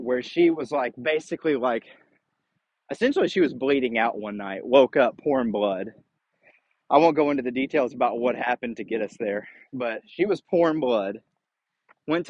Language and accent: English; United States; I was born in the United States